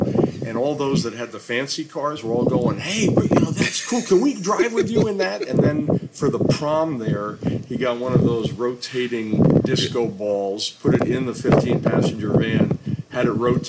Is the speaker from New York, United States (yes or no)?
yes; Long Island, New York, United States; moved away as an adult; also born or lived in Ocean City, Maryland; I grew up on Long Island outside of New York City. I spent my whole life there until I went to the U.S. Naval Academy.